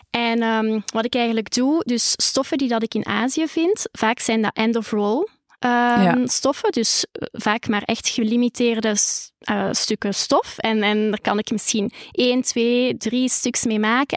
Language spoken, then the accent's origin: Dutch; Holsbeek, Flanders, Belgium; de boerderij waar ik ben opgegroeid